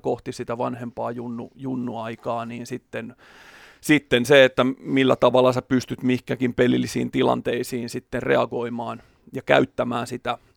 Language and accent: Finnish; Porvoo, Uusimaa, Finland; eri seuroissa kotikonnuilla Porvoossa